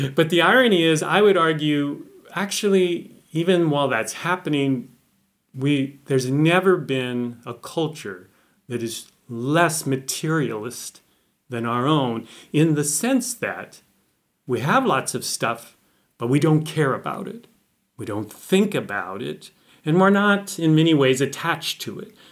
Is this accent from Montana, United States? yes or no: yes; Montana, United States; I'm from Montana, which is in the northern Rockies in the United States